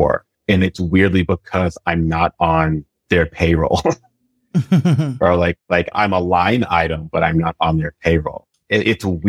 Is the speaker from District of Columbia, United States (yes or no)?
yes; Washington, District of Columbia, United States; moved away as an adult; also born or lived in Aiken, South Carolina / New York; now in Brooklyn, United States; I'm originally from Washington, D.C.